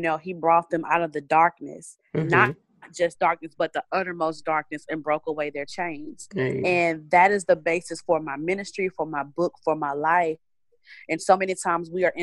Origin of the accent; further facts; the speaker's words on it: Crockett, Texas, United States; moved away as an adult; now in Houston, United States; I'm originally from East Texas, a small town called Crockett. I moved to Houston about 10 years ago